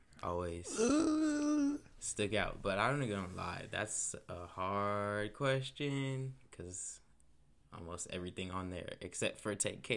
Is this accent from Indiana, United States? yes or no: yes; Indianapolis, Indiana, United States; I'll be 20 on the 26th, so I'm 19 as we're recording this from Indianapolis, born and raised.